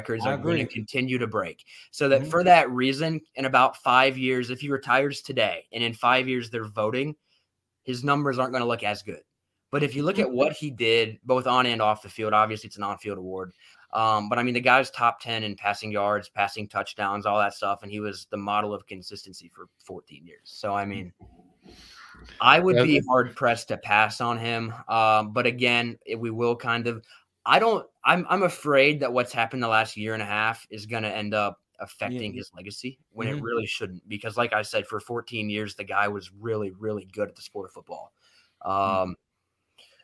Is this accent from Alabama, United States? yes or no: yes; Alabama, United States; I was born in Alabama